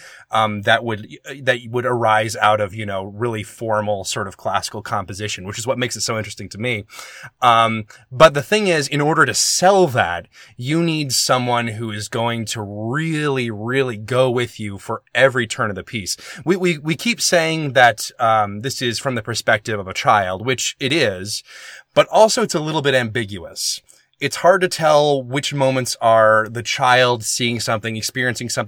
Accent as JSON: {"language": "English", "region": "the South", "country": "United States", "moved": "yes", "said": "I'm from the South"}